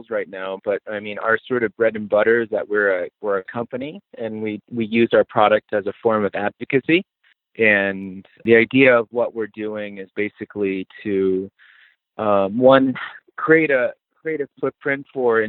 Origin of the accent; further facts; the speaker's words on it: Four Corners, United States; now in Colorado, United States; I'm from the Navajo Nation